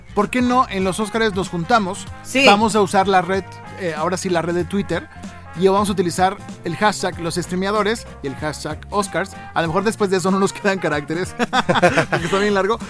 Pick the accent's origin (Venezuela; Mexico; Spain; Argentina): Mexico; Somos mexicanos